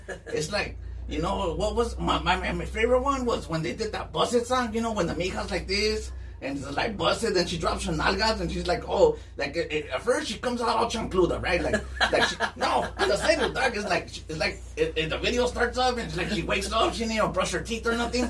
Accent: East Los Angeles, California, United States; now in Long Beach, United States; Listen, man, I come from East LA, but now I stay out of Long Beach, you know?

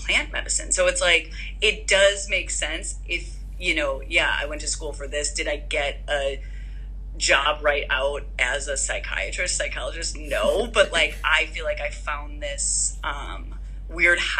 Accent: Chicago, Illinois, United States; moved away as an adult; also born or lived in Tucson, Arizona / San Rafael, California / Boulder, Colorado; now in San Diego, United States; growing up, born and raised in Chicago suburbs

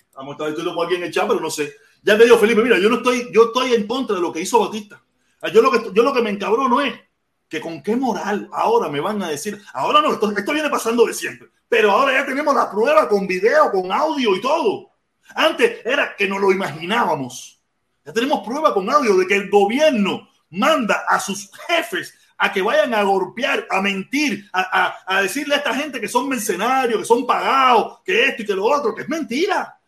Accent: Cuba; somos los mismos cubanos

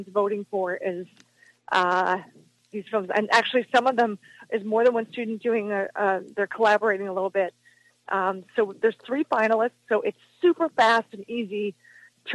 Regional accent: Philadelphia, Pennsylvania, United States; moved away as an adult; also born or lived in Chicago; I'm originally from Philadelphia

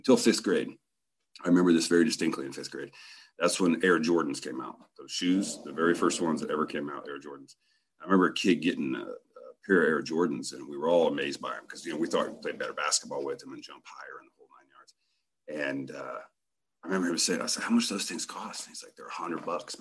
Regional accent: Central Indiana, United States; moved away; also born or lived in Rifle, Colorado; We grew up in Central Indiana, extremely poor

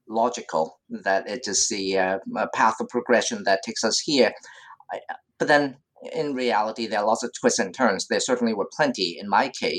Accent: Hong Kong; moved away as an adult; also born or lived in United States; I was born and raised in Hong Kong, and like any good native child of this city, I pursued a pragmatic career-oriented path. So I left Hong Kong to go to school in the US

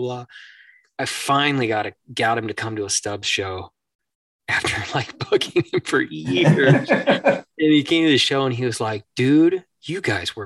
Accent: Northern Michigan, United States; growing up in Northern Michigan, close to Canada

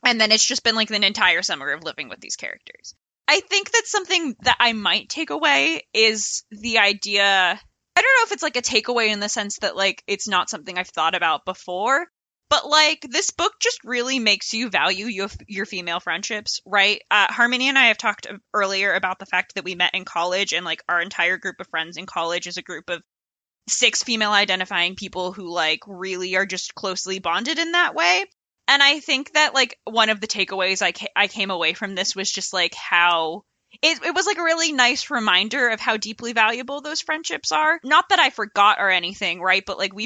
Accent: Connecticut, United States; I grew up in a very small town in Connecticut

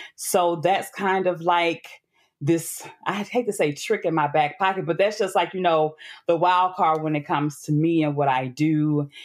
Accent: Memphis, Tennessee, United States; moved away; also born or lived in Atlanta / Brooklyn; born and raised in Memphis

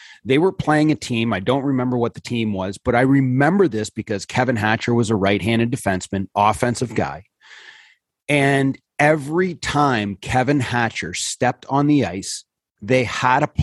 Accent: North Bay, Ontario, Canada; I was in North Bay, my hometown

